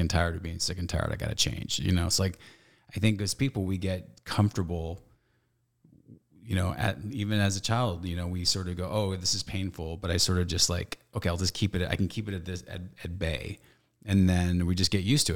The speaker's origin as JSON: {"language": "English", "town": "Stockton", "region": "California", "country": "United States", "tie": "born or raised there"}